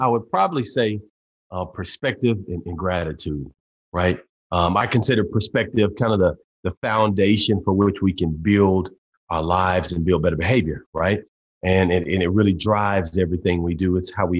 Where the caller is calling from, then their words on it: Tulsa, Oklahoma, United States; Tulsa, Oklahoma, at the home office in Tulsa, man. I've got an office in Dallas and one in Tulsa, Oklahoma.